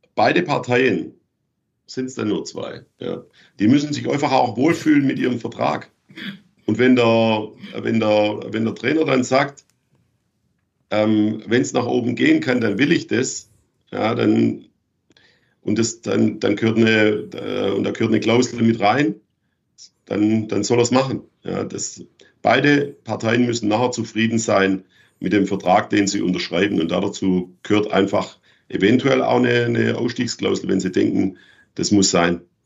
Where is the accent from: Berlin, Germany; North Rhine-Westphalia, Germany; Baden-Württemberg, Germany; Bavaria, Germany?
Baden-Württemberg, Germany; Schwäbisch Gmünd; moved away; in meiner Heimatstadt in Schwäbisch Gmünd